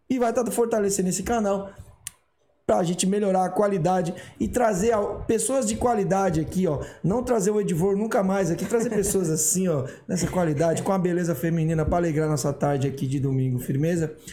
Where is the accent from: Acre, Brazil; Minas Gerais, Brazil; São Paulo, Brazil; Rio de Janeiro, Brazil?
São Paulo, Brazil; Guarujá; Sou do Guarujá, natural. Caiçara.